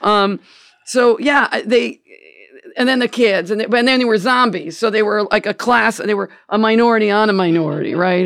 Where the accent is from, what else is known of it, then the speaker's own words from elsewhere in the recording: Gainesville, United States; moved away as an adult; now in Canada; I'm from Gainesville